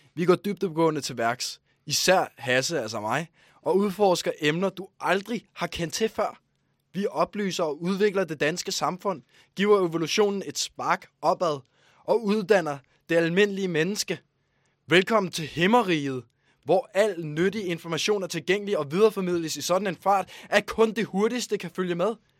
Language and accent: Danish; Ballerup, Capital Region of Denmark, Denmark; jeg er fra Ballerup